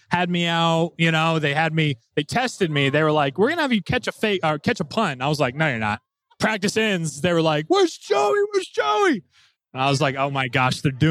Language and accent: English; Indiana, United States; growing up in Indiana, especially as a Catholic school kid